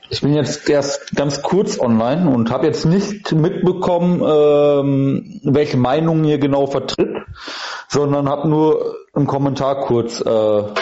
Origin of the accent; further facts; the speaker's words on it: Germany; bin Deutscher.